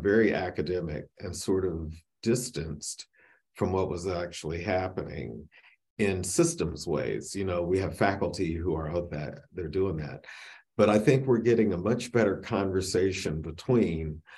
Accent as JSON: {"language": "English", "region": "Michigan", "country": "United States", "tie": "born or raised there", "said": "I grew up in Michigan"}